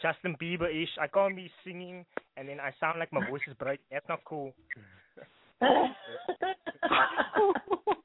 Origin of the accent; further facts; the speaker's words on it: Cape Town, Western Cape, South Africa; I'm from Cape Town.